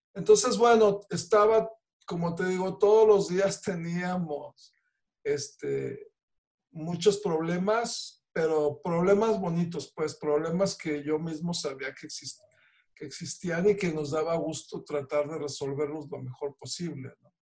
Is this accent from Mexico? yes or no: yes; Mexico